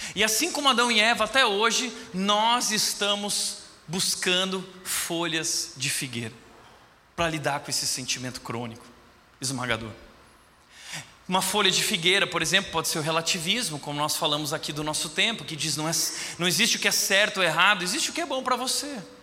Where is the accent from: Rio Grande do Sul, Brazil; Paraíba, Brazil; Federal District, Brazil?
Rio Grande do Sul, Brazil; eu sou gaúcho